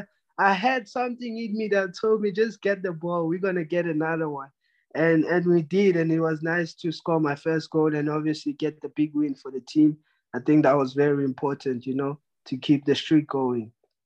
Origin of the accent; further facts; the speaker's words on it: South Africa; So I'm representing everyone from South Africa, and then I'm going to do my best to make sure that we stay on the map and to keep it going, open the path for other future South Africans as well.